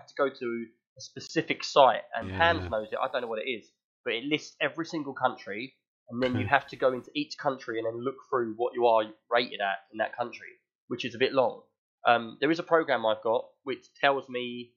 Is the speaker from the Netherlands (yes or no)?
no; London, United Kingdom; I'm from West London